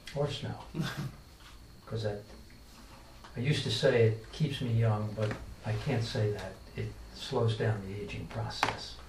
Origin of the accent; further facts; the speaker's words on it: Allentown, Pennsylvania, United States; now in Atlantic County, United States; I was born in Allentown, Pennsylvania, but I've been in Atlantic County for 53 years now, so I guess I'm from here